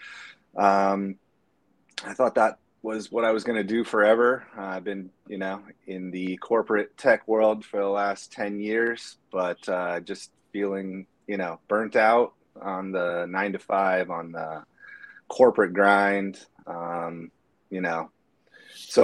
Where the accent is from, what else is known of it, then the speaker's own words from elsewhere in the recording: Bay Area, north of San Francisco, California, United States; I am from the Bay Area, San Francisco, just north of San Francisco, across the Golden Gate. And I've lived here my whole life, except for when I went away for college